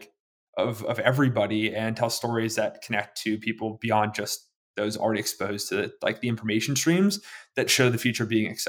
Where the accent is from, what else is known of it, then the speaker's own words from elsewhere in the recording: Pacific Northwest, United States; I'm 10 years old. I'm from the Pacific Northwest.